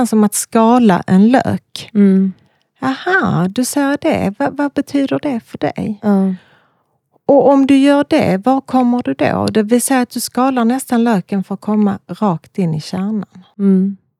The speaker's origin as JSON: {"language": "Swedish", "town": "Malmö", "region": "Skåne", "country": "Sweden", "said": "Jag är från Malmö, mm. bor i Malmö"}